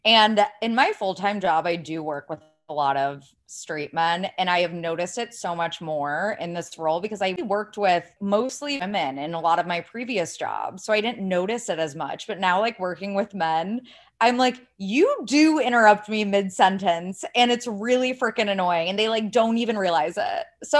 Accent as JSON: {"language": "English", "region": "Ohio", "country": "United States", "said": "I had always been told, like, I sound like I'm from California. I'm from Ohio. This is like just the way I talk."}